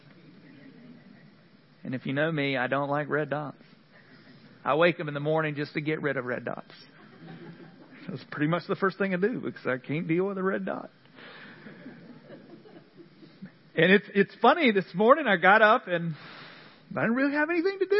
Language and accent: English; Central North Carolina, United States; moved away; what I'm used to from Central North Carolina.